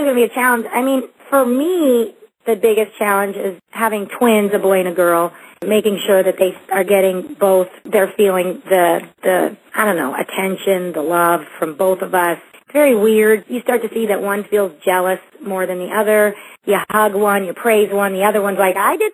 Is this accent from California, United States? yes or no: yes; Los Angeles, California, United States; also born or lived in Cleveland, Ohio; I grew up in the San Fernando Valley. I was born in Cleveland, but I grew up, my family came here when I was 7.